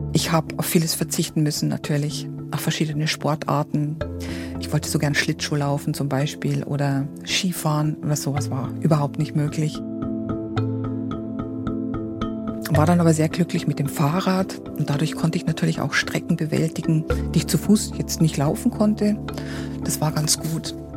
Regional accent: Weiden, Bavaria, Germany; in dieser Stadt, wo ich geboren bin, das ist in der Oberpfalz, in Weiden

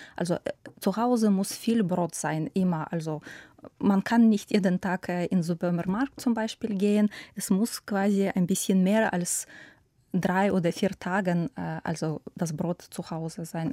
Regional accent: Ukraine; German is a second language; now in Germany; meine Heimat, für mein Land oder für meine Familie

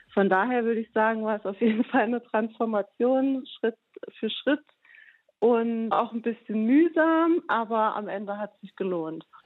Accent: Saarbrücken, Saarland, Germany; meine Heimatstadt in Saarbrücken

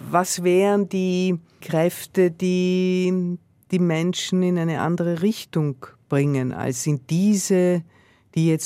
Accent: Austria; Ich komme aus Österreich, wo die FPÖ weitaus stärker ist, in einigen Bundesländern in der Regierung ist.

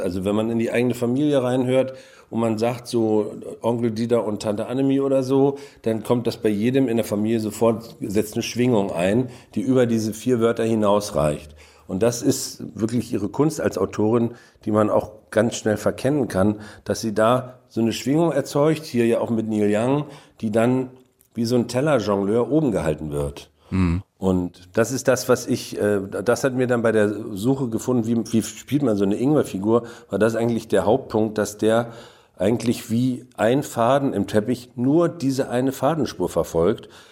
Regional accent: Mecklenburg-Vorpommern, Germany; weil man falsch platt spricht als Mecklenburger

